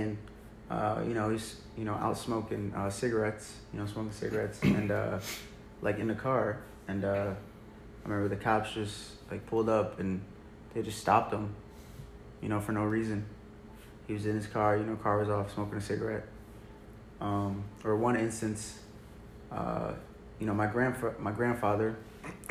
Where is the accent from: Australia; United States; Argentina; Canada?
United States; St. Charles; also born or lived in Germany; growing up in St. Charles, predominantly, not predominantly, I would say about 95% white